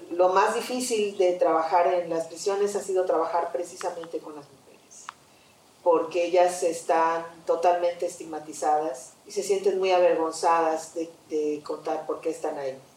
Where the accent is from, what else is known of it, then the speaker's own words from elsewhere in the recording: Yucatán, Mexico; soy de Yucatán y en mi teatro está la huella de mi lugar de nacimiento.